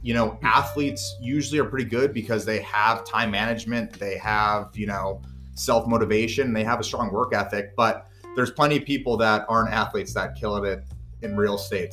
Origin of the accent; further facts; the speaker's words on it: San Jose, California, United States; born and raised in San Jose